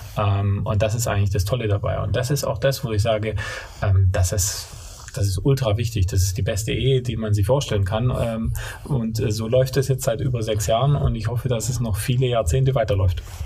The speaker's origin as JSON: {"language": "German", "area": "Allgäu", "region": "Bavaria", "country": "Germany", "tie": "born or raised there", "accent": "Swabian (not very strong)", "moved": "yes", "lives_now": "Stuttgart, Germany", "said": "ich bin geboren im Allgäu und aufgewachsen, ähm, schwäbischer Dialekt jetzt nicht ganz so stark, bin aber stolzer Stuttgarter"}